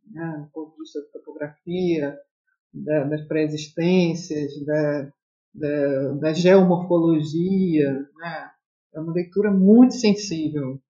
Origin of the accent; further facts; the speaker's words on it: Rio de Janeiro, Brazil; E, bom, eu sou do Rio de Janeiro, né, venho de uma, uma tradição aqui modernista em que o piloti é muito forte